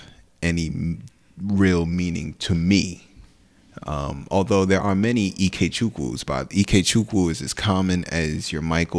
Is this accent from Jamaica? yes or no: no; Nigeria; also born or lived in Newark, New Jersey; now in New Jersey, United States; I'm Nigerian. I'm Igbo, as a matter of fact.